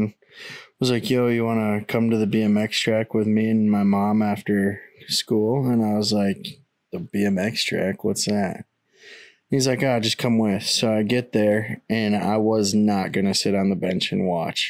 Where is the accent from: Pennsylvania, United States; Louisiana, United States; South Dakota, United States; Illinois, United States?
South Dakota, United States; Aberdeen; moved away as an adult; now in Sioux Falls, United States; I grew up in Aberdeen, right in the city